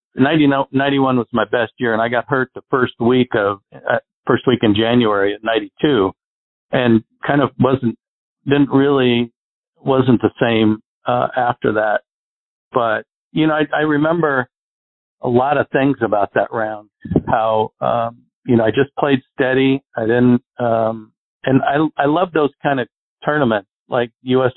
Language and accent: English; Arizona, United States; I grew up in Arizona where we get no wind here